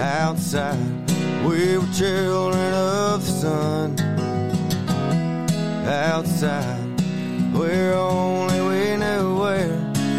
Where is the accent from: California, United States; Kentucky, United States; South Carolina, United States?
Kentucky, United States; Berea; is about growing up in Berea, Kentucky in the 80s. and just spending all summer riding my bike with the neighborhood kids, playing baseball, and just having a good old time.